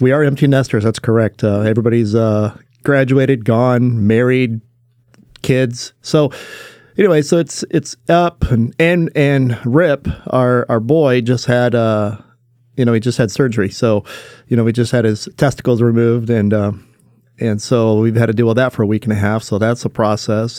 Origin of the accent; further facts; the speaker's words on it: Willits, California, United States; also born or lived in Ukiah, California; I grew up in, uh, Willits, California. So I was born in Ukiah, California